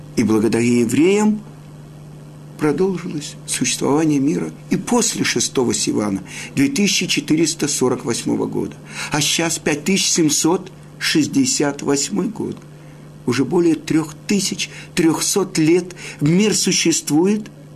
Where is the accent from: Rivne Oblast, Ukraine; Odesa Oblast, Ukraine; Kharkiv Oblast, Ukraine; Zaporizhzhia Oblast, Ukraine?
Odesa Oblast, Ukraine; Odesa; я родом из Одессы